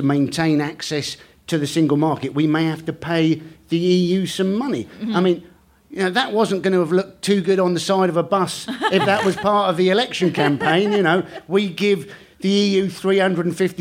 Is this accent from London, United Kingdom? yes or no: no; Cornwall, South West England, United Kingdom; I grew up in Cornwall.